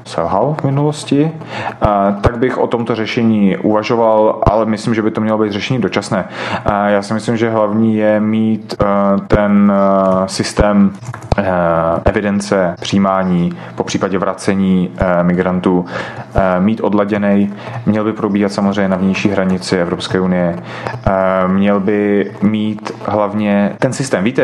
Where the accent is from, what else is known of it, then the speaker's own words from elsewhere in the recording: Russia; moved away; E, my jsme, já jsem e, původem z jiné země, my jsme migrovali z Ruska a odcházeli jsme z ekonomických důvodů, protože sociální a ekonomický systém v Rusku po rozpadu Sovětského svazu se rozpadal